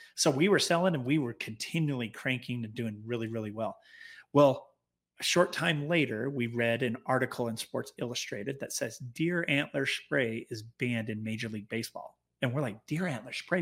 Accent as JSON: {"language": "English", "town": "Clearfield", "region": "Utah", "country": "United States", "tie": "born or raised there", "said": "we were basically born and raised in Clearfield, Utah, just south, uh, north of Salt Lake City."}